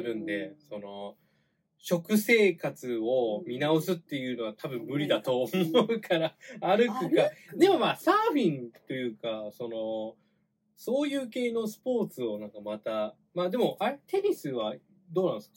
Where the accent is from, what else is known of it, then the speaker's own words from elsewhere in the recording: Chiba, Japan; 僕あの地元が千葉の方なんですけれども